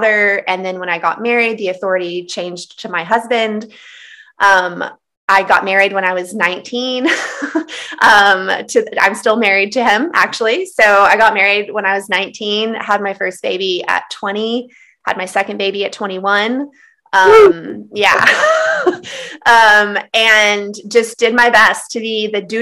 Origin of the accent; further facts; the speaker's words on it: Texas Panhandle, United States; I was raised in the Texas Panhandle. I grew up in the Bible Belt in the South